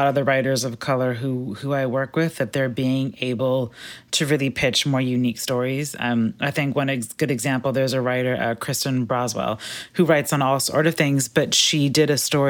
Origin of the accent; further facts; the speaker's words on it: Berlin, Germany; I grew up in Berlin. You can get to Dakar faster than you can get back from Berlin.